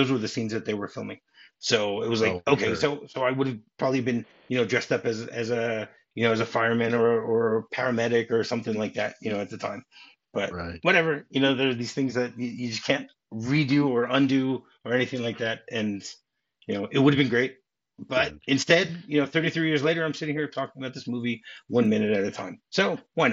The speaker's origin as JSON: {"language": "English", "region": "Michigan", "country": "United States", "tie": "born or raised there", "said": "I grew up in Michigan."}